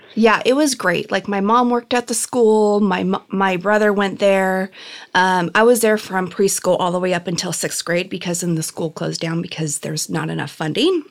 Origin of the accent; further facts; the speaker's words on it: Chino, California, United States; also born or lived in Norwalk / Downey; I loved growing up in Chino